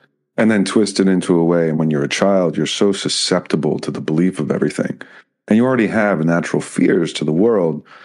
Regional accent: East Coast, United States; I grew up on the East Coast, so our summer trips were down the shore

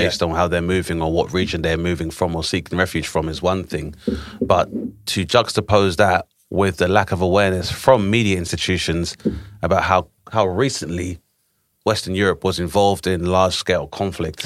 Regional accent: Grenada; moved away; my home country of Grenada was invaded in nineteen eighty-two

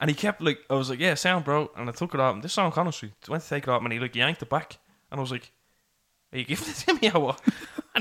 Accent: Dublin, Leinster, Ireland

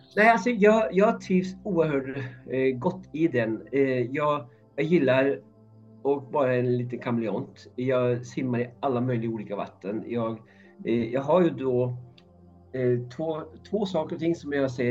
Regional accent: Norway; Swedish is a second language; moved away as an adult; also born or lived in Uppsala, Sweden; now in Stockholm, Sweden; är ursprungligen från Norge. Jag flyttade hit 1987 eh, när jag var 19 år gammal.

